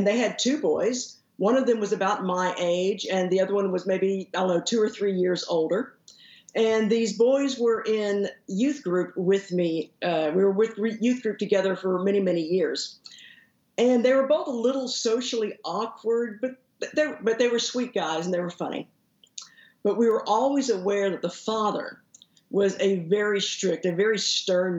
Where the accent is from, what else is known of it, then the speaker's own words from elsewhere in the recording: Haltom City, Texas, United States; I usually say that I grew up in Fort Worth, but actually I grew up in Haltom City, which is the suburb that's right to the northeast of Fort Worth